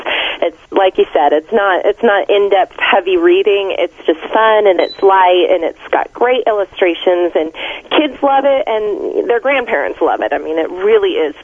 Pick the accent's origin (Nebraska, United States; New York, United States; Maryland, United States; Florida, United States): Florida, United States; now in Atlanta, United States; I grew up in Florida, so I know all about hurricanes.